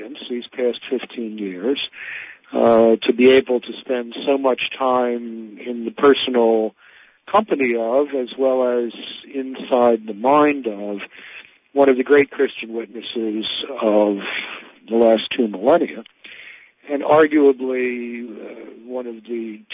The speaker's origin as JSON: {"language": "English", "town": "Baltimore", "region": "Maryland", "country": "United States", "tie": "born or raised there", "said": "I grew up in Baltimore in what was really, in retrospect, the last moment of intact Catholic urban culture in America."}